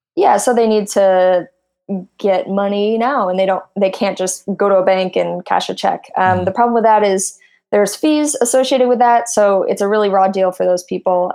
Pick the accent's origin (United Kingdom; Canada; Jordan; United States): United States; Midwest; now in Silicon Valley, United States; I come from I'm from the Midwest.